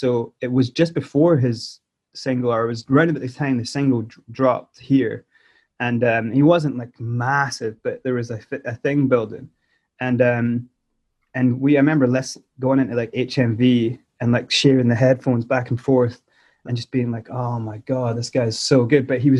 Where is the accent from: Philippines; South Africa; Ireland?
South Africa; now in Motherwell, United Kingdom; Because I was born in South Africa and moved to Motherwell in 94.